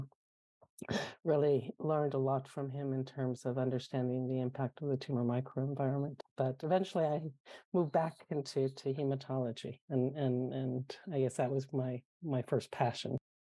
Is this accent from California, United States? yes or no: yes; California, United States; moved away as an adult; now in Finland; I'm originally from California